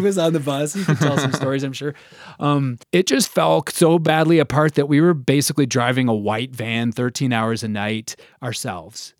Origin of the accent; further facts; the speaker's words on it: Chicago, Illinois, United States; now in Colorado, United States; I was from Chicago